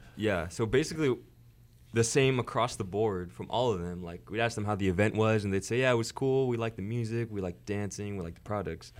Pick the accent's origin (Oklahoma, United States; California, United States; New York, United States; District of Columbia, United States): California, United States; Los Angeles; I'm from Los Angeles